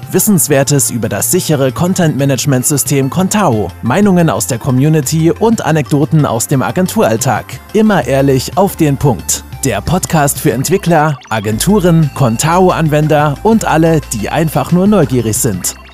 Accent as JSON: {"language": "German", "town": "Schwäbisch Gmünd", "region": "Baden-Württemberg", "country": "Germany", "tie": "born or raised there", "accent": "Swabian", "said": "ich komme aus Schwäbisch Gmünd, bin hier auch geboren. Man hört es wahrscheinlich auch immer mal wieder, äh, das Schwäbisch raus."}